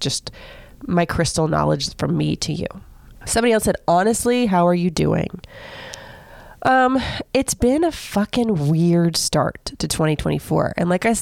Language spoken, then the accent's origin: English; Seminole, Florida, United States; I grew up in Seminole, Florida, like the land of golden girls.